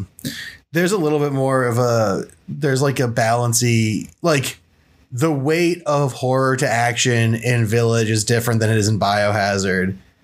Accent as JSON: {"language": "English", "country": "Romania", "said": "I'm Romanian."}